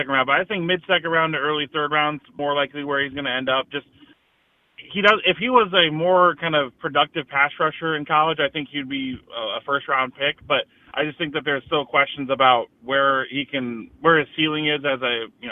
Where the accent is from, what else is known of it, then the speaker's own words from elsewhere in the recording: Chicago suburbs, Illinois, United States; I grew up in the Chicago suburbs